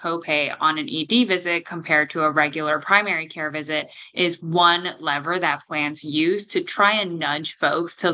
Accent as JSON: {"language": "English", "town": "Toronto", "region": "Ontario", "country": "Canada", "moved": "yes", "said": "I'm from Toronto originally in Canada"}